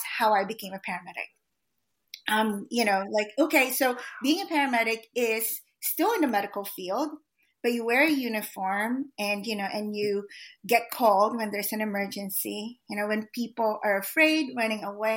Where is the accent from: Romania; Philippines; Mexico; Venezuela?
Philippines; also born or lived in Philadelphia, United States; now in United States; as a Filipino immigrant